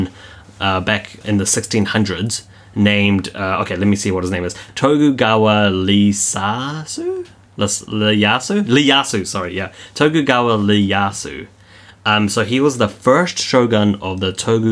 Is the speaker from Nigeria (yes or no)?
no; New Zealand; we're from New Zealand